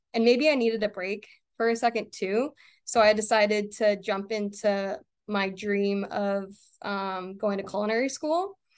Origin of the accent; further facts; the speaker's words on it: Maine, United States; I was born and raised in Maine.